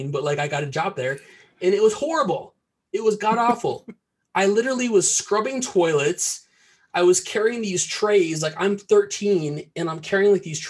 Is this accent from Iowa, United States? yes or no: yes; Cedar Rapids, Iowa, United States; I'm from Iowa. I was born and raised in Cedar Rapids, Iowa